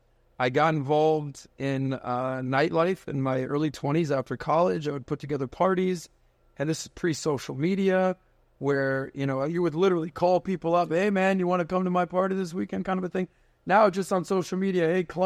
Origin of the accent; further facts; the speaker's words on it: Ohio, United States; Like, I'm from Ohio, right? I'm from Ohio.